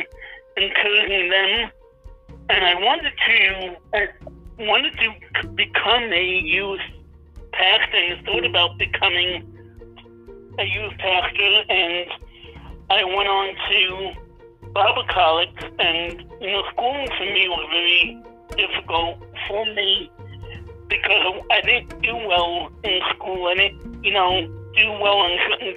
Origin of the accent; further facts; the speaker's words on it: New York City, New York, United States; I was born and raised in, Jamaica, New York. And I was raised in, for most of my life, I was raised in Queens, New York, in Richmond Hill